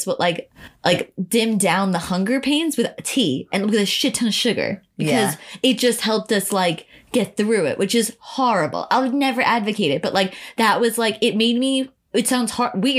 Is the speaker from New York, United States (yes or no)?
yes; Long Island, New York, United States; we're from Long Island. Like I'm not from the city.